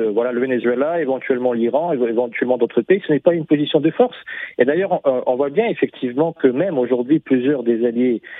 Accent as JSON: {"language": "French", "country": "Russia", "lives_now": "Africa", "said": "Moi, personnellement, en tant que Russe qui a grandi en Afrique, et qui se trouve en Afrique aujourd'hui"}